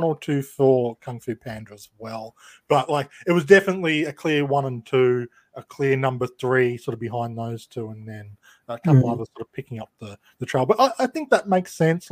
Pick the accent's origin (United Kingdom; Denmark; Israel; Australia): Australia; being an Australian